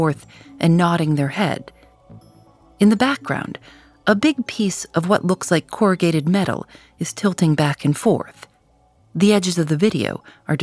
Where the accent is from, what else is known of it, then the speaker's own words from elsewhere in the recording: Chicago, Illinois, United States; I'm from Chicago